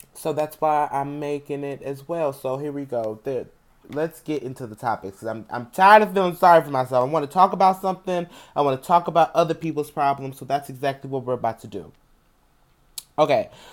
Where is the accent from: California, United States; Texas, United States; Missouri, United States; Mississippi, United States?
Missouri, United States; St. Louis; I'm from Saint Louis